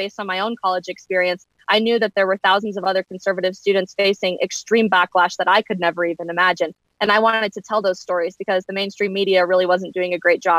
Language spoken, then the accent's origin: English; Colorado, United States; moved away as an adult; now in Washington, D.C., United States; I grew up in Colorado, and that's where I am right now